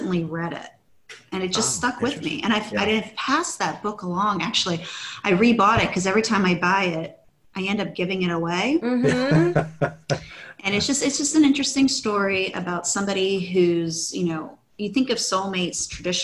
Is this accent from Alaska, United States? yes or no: no; Maryland, United States; I grew up in the Maryland area